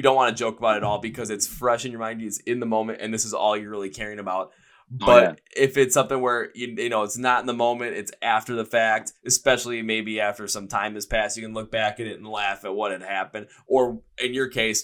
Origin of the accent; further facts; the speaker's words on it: United States; me being from the United States